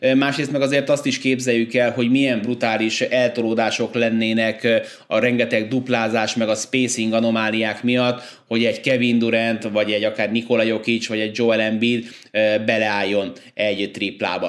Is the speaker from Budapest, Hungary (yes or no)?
yes; Budapest, Hungary; moved away; also born or lived in Újpalota, Budapest; ez az a lakás, ahol én eh, hát tulajdonképpen felnőttem, én újpalotai gyerek vagyok alapvetően, de ilyen három-négy éves koromban váltak el a szüleim, és akkor utána ebbe a lakásba költöztünk ide Angyalföldre